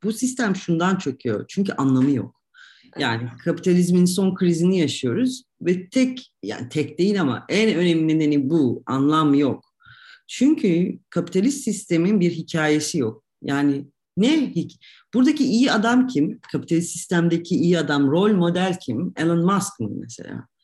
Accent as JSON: {"language": "Turkish", "country": "Turkey", "tie": "born or raised there", "also_born_or_lived": "Ankara / Istanbul / Oxford / Tunis", "moved": "as an adult", "lives_now": "Zagreb, Croatia", "said": "öyle olan bir ülkede doğduk ve büyüyoruz"}